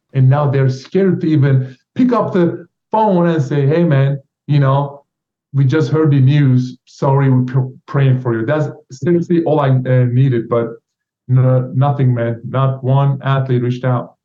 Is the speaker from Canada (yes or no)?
no; Turkey; now in United States; Turkish government revoked my passport and put my name on Interpol list.